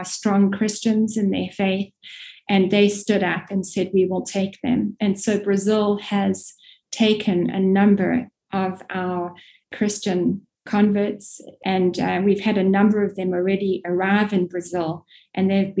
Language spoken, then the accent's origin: English; South Africa; moved away; also born or lived in Middle East / North Africa; You can probably hear I'm South African by origin